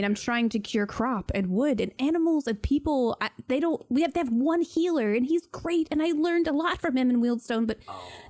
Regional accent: Wealdstone, London, United Kingdom; I'm from Wealdstone. We all know about it now.

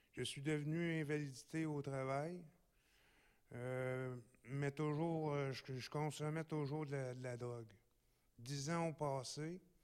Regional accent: Gatineau, Quebec, Canada; Je suis natif aussi de Gatineau

